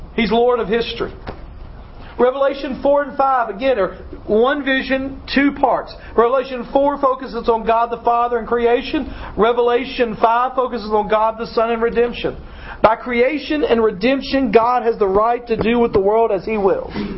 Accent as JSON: {"language": "English", "town": "Dyersburg", "region": "Tennessee", "country": "United States", "tie": "born or raised there", "moved": "as an adult", "said": "I left Dyersburg when I was 18"}